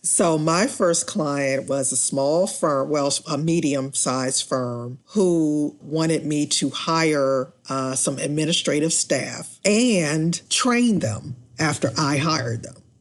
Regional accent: Washington, District of Columbia, United States; I grew up in Washington, D C

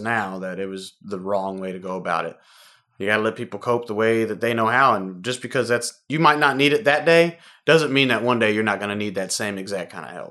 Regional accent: Houston, Texas, United States; Born and raised in Houston, Texas

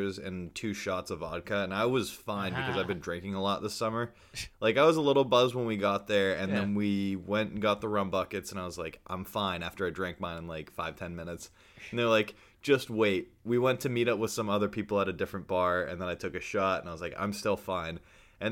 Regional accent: Manchester, New Hampshire, United States; We're from Manchester.

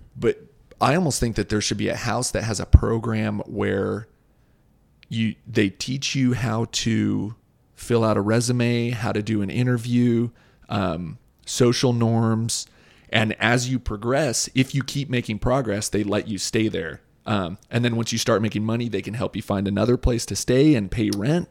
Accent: Boise, Idaho, United States; my hometown

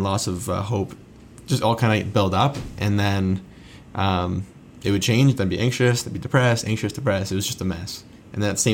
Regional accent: Southern Ontario, Canada; I grew up in Southern Ontario

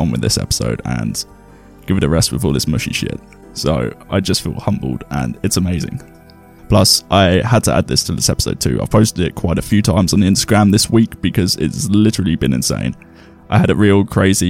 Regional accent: England, United Kingdom; we're English

